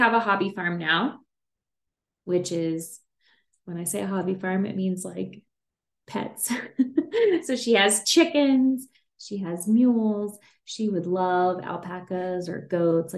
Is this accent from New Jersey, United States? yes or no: no; Kentucky, United States; now in Colorado, United States; I grew up in Kentucky, so it's more of a horse farm.